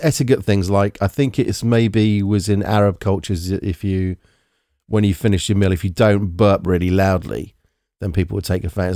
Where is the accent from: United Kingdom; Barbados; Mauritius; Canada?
United Kingdom